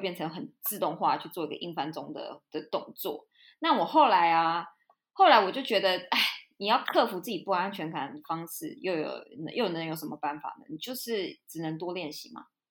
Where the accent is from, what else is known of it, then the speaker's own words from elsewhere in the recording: Taiwan; moved away as an adult; also born or lived in Europe; 我因为在台湾生，出生长大，我不是说就是很小就来出国之类的那种